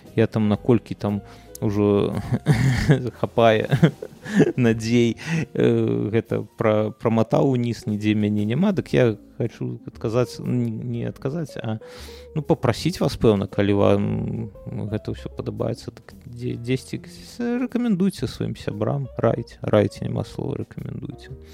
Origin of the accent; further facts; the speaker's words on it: Belarus; мы беларусы